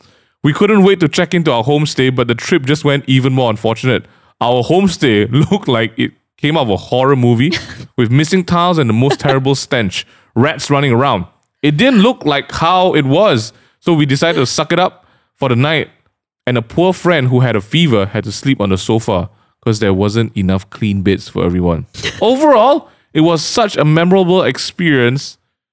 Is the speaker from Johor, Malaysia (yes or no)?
yes; Johor, Malaysia; Since we are from Johor, then don't talk lah.